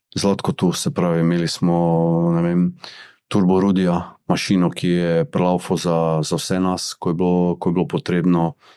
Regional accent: Maribor, Drava, Slovenia; sem jaz iz Maribora.

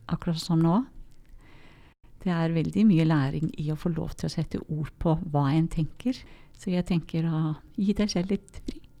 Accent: Iceland; Norwegian is a second language; moved away; Jeg merker noen ganger at jeg er islending

